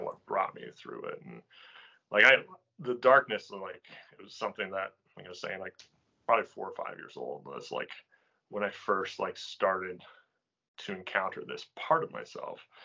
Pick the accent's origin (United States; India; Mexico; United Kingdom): United States; coastal Maine; I grew up here in coastal Maine.